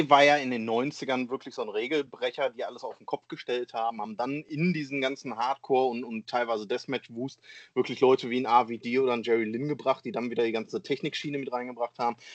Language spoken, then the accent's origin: German; Essen, North Rhine-Westphalia, Germany; wenn wir zum Beispiel in meiner Heimatstadt hier in Essen veranstalten wollen würden.